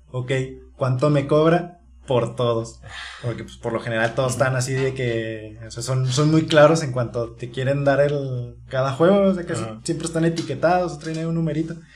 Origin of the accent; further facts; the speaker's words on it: Torreón, Coahuila, Mexico; moved away as an adult; now in Chihuahua, Mexico; vivimos aquí en Chihuahua, pero en sí en nosotros no somos de aquí, de Chihuahua capital, nosotros venimos de Torreón, Coahuila